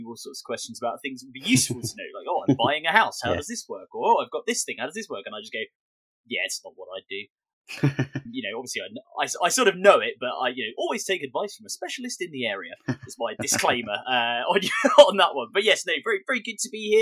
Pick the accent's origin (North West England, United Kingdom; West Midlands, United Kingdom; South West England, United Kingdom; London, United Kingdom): London, United Kingdom; Bexley; I'm from like Bexley. I'm from like Southeast London